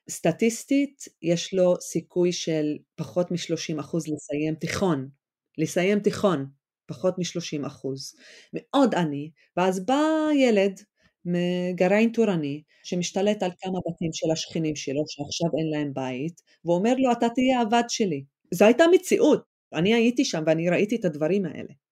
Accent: Israel; אנחנו ערבי ישראל, נכון? אנחנו הציבור הערבי בישראל

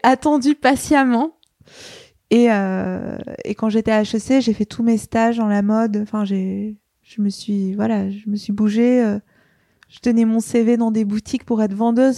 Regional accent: Paris, Île-de-France, France; je suis née à Paris, dans le 14e. j'ai grandi à Paris

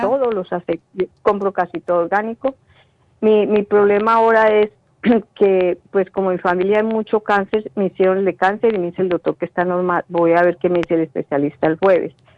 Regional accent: Colombia; moved away; en Colombia, en mi país

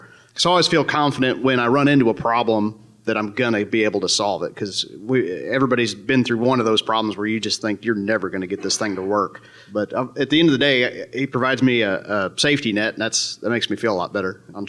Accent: East Central Missouri, United States; I'm from East Central, Missouri.

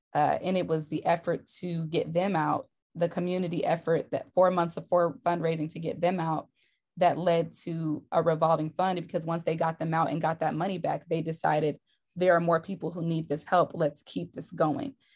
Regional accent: Detroit, Michigan, United States; I'm originally from Detroit, Michigan.

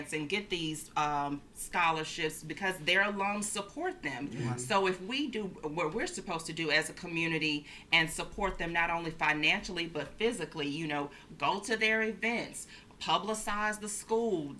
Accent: Jackson, Mississippi, United States; also born or lived in New Orleans / Oxford, Mississippi; I'm originally from Jackson, Mississippi.

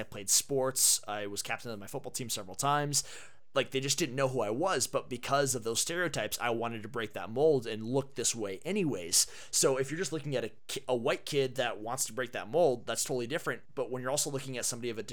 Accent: Herriman, Utah, United States; Growing up in Utah

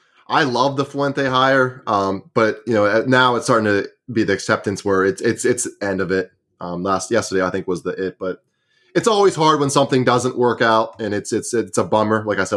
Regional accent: Pittsburgh, Pennsylvania, United States; We're both from Pittsburgh.

